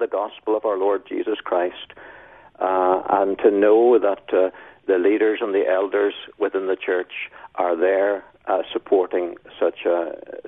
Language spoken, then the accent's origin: English; Northern Ireland, United Kingdom; moved away as an adult; also born or lived in Melbourne, Australia; now in Taree, Australia; I was in Northern Ireland. And I was a minister there for 16 years. So I can't change my accent, no matter how hard I try